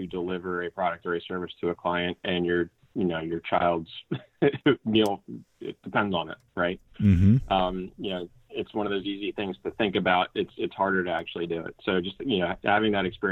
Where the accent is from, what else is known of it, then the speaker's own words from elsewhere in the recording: New Jersey, United States; moved away as an adult; also born or lived in Elon, North Carolina; now in Hilton Head, United States; Originally from New Jersey.